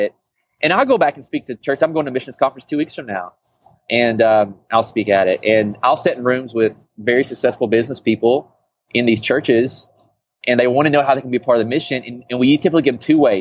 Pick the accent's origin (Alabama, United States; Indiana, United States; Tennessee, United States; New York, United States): Tennessee, United States; moved away as an adult; now in Portland, United States; I'm originally from Tennessee